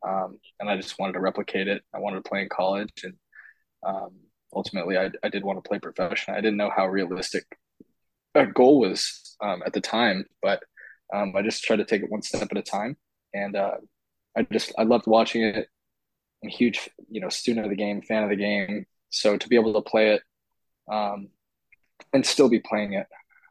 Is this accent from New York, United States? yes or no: no; the Bay Area, California, United States; And then growing up in the Bay Area, I grew up a Giants fan.